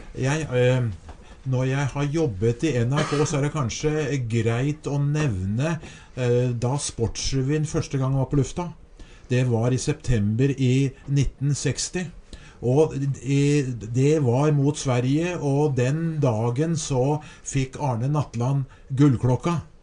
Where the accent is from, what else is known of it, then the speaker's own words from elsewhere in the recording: Skedsmo, Akershus, Norway; ungdomsskolen hjemme i Skedsmo